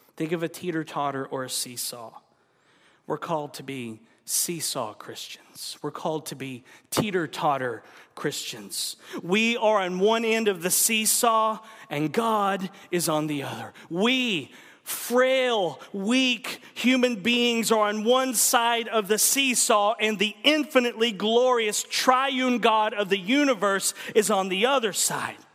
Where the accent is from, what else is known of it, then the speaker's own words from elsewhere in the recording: United States; we're American